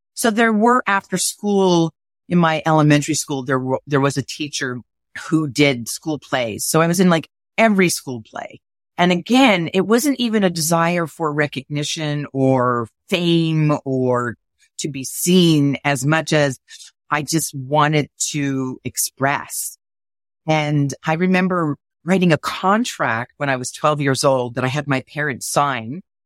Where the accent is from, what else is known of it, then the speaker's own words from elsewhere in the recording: Montreal, Quebec, Canada; I was growing up in Montreal